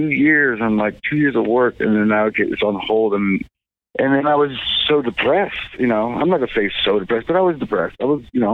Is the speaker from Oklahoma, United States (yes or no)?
yes; Kingston, Oklahoma, United States; I was in the process of opening up a coffee shop in my hometown in Oklahoma, in this little town of Kingston on Lake Texoma